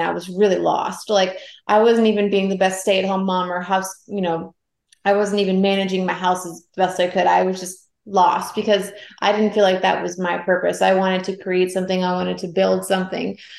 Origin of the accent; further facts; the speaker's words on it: Atlanta, Georgia, United States; moved away as an adult; also born or lived in Savannah, Georgia; I grew up in Atlanta.